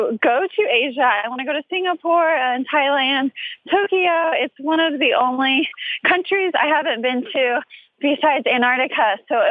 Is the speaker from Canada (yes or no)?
yes; Vancouver Island, British Columbia, Canada; moved away as an adult; now in Alberta, Canada; So I live in Canada, so it's about 12 hours back to Vancouver Island, where we're from.